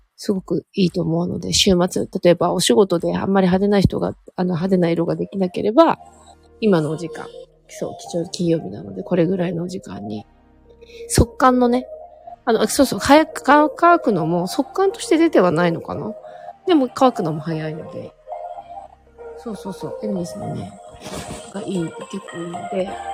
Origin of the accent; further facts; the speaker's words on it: Hokkaido, Japan; 私北海道出身なんですけど